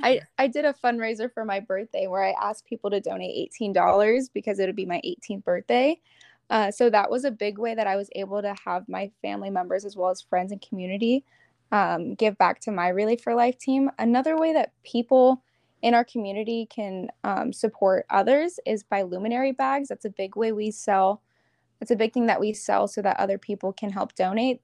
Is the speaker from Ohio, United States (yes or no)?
no; Arizona, United States; I'm from Arizona